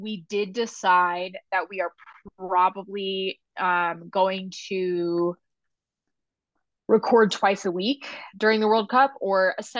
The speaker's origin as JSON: {"language": "English", "town": "Philadelphia", "region": "Pennsylvania", "country": "United States", "said": "I'm from Philadelphia."}